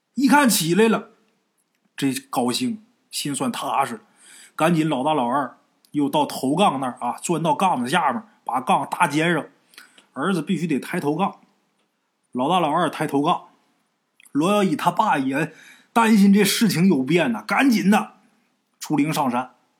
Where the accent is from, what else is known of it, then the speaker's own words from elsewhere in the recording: Haicheng, Liaoning, China; moved away; also born or lived in Hunan; 我老家海城那地儿